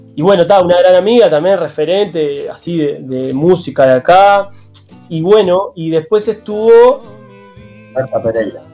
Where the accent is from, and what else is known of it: Uruguay